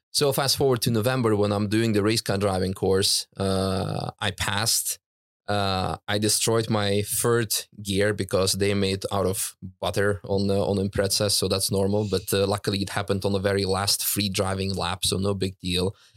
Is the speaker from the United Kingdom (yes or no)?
no; Netherlands; also born or lived in Russia; now in Germany; I grew up in the Netherlands with her